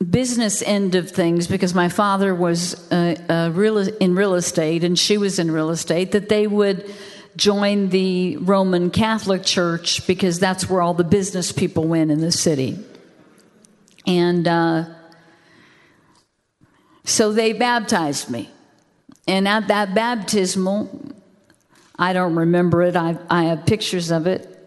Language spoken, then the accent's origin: English; the South, United States; I didn't even know I was from the South.